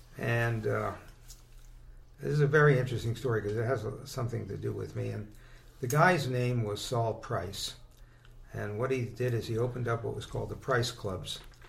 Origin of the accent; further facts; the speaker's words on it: Brooklyn, New York, United States; born there; So I was born in Brooklyn at number 10 Argyle, about a couple blocks from Prospect Park.